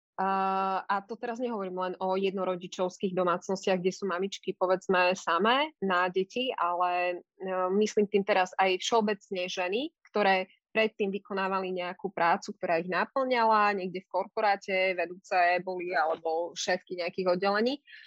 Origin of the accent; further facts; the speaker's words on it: eastern Slovakia, Slovakia; moved away; ja som z východného Slovenska a v tom čase aj moji rodičia žili na východe